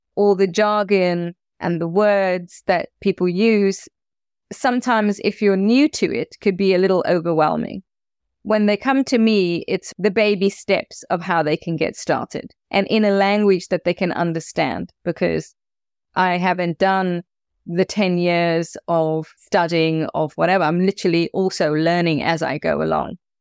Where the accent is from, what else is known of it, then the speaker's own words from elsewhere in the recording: South Africa; as a South African